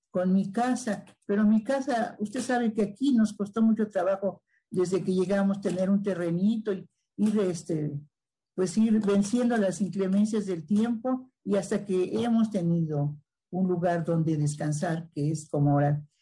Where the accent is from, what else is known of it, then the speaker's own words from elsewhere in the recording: Mexico City, Mexico; Del sur de la Ciudad de México, claro que sí. Pues este